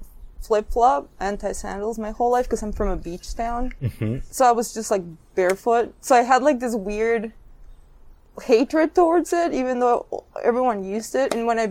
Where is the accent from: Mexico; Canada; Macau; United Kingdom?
Mexico; Mazatlán, Sinaloa; moved away; I'm from a city called Mazatlan, and it's in the state of Sinaloa, which is in the Pacific coast of Mexico.